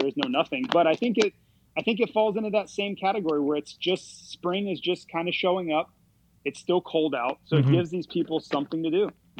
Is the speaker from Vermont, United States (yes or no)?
no; near Daytona, Florida, United States; I grew up right near Daytona.